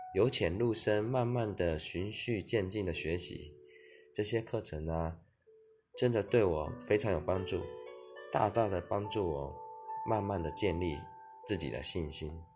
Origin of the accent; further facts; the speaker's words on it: Kaohsiung, Taiwan; 我虽然有一半台湾族的血统，但我一直在高雄的平地长大。其实我根本就没有接触原住民文化